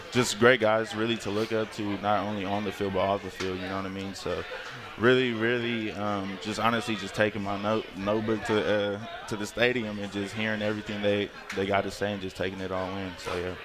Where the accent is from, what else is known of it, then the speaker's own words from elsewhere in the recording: Concord, California, United States; moved away as an adult; also born or lived in Washington; I'm from Northern California